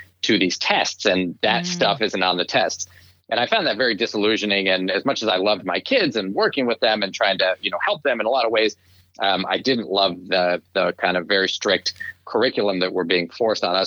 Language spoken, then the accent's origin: English; Shaker Heights, Ohio, United States; moved away as an adult; also born or lived in Providence, Rhode Island; I grew up a little suburb of Cleveland, Ohio, called Shaker Heights, Ohio. And I was there until I went to college